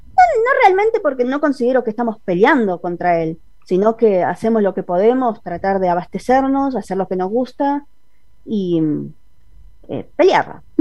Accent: Buenos Aires Province, Argentina; Soy de Buenos Aires, zona oeste. Ah. Toda la vida fui de acá

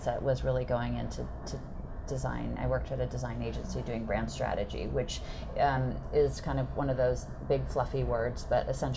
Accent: Northern California, United States; also born or lived in Eugene, Oregon; now in Seattle, United States; I am actually originally from Northern California. Have been steadily moving my way northward, first to Eugene, Oregon

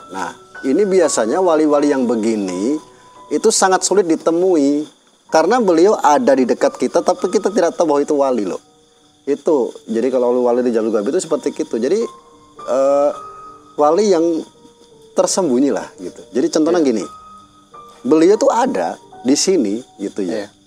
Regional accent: Java, Indonesia; ya kalau saya orang Jawa

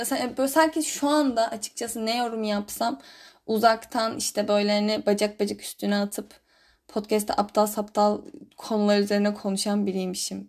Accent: Istanbul, Turkey; first language Turkish; moved away as an adult; now in Germany; ben bir de İstanbul'da doğup büyüdüm.

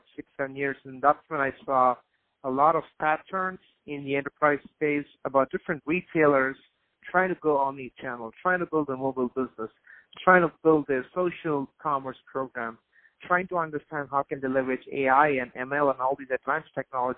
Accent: India; I grew up in India

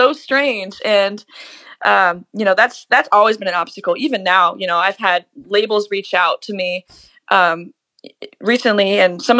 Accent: Cincinnati, Ohio, United States; once we left Ohio, like left Cincinnati, and I played my first out of town gig

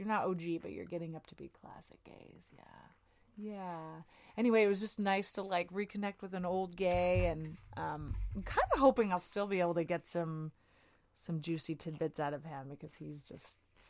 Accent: Edmonton, Alberta, Canada; moved away; So I was living in Edmonton, Alberta

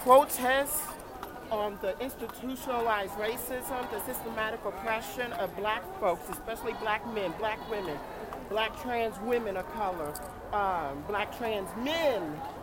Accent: Jefferson City, Missouri, United States; I am from Jefferson City, Missouri

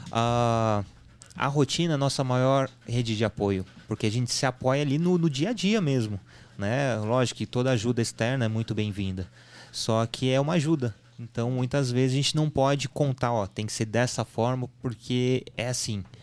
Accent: São Sebastião, São Paulo, Brazil; Tanto que a gente é de São Sebastião e eles nasceram em São José dos Campos, justamente para ter uh, uma estrutura compatível se precisasse.

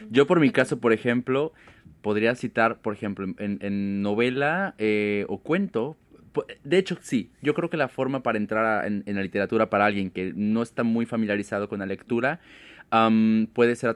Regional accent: Mexico; a pesar de que ella es argentina, yo soy mexicano

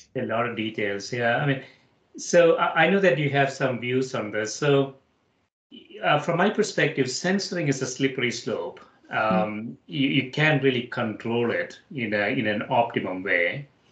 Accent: India; moved away as an adult; now in United States; I grew up in India

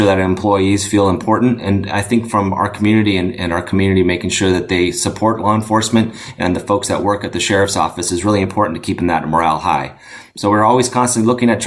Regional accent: Citrus Heights, California, United States; moved away as an adult; now in Monterey County, United States; I grew up in Sacramento, Citrus Heights, outside of Sacramento. Lived there for most of my young life

